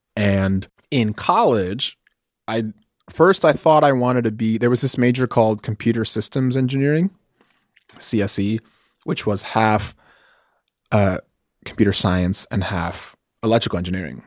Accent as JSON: {"language": "English", "town": "New York City", "region": "New York", "country": "United States", "tie": "born or raised there", "moved": "as an adult", "lives_now": "California, United States", "said": "I grew up in New York City. Grew up in New York City, uh, mostly in Washington Heights, which is a neighborhood in Manhattan"}